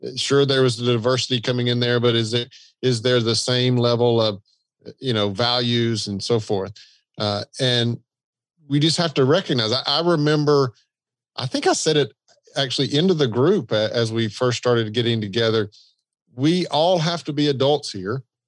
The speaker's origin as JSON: {"language": "English", "region": "the South", "country": "United States", "accent": "Southern", "said": "the Southern accent"}